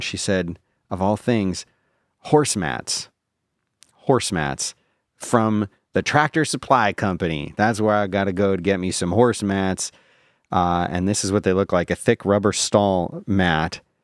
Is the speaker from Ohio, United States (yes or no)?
no; Philadelphia, Pennsylvania, United States; moved away; also born or lived in Abington, Pennsylvania; I grew up in Philadelphia where we had the Mummers Day Parade